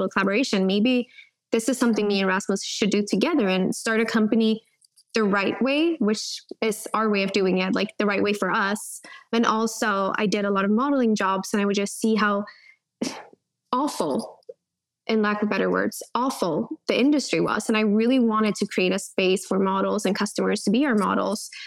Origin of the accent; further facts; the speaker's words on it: Sweden; also born or lived in California; Coming back from California to my hometown, that's when I realized, I think it was like 12 or 11 when I moved back, but that's when I realized like, oh, there's a world outside of Sweden.